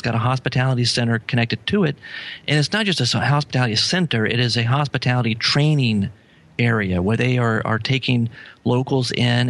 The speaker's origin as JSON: {"language": "English", "region": "Louisiana", "country": "United States", "tie": "born or raised there", "said": "You know, I'm broadcasting here. You know, I'm down in New Orleans. You know, I grew up in Louisiana."}